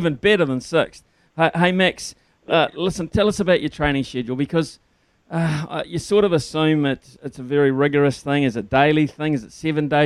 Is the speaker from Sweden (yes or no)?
no; Whanganui, Manawatū-Whanganui, New Zealand; born or raised there